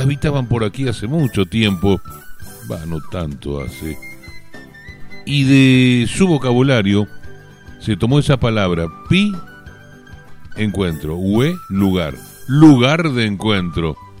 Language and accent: Spanish; Buenos Aires Province, Argentina; orgullosamente somos bonaerenses